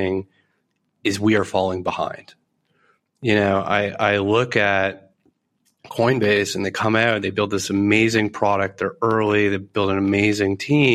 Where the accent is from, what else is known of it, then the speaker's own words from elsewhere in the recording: Canada; as a Canadian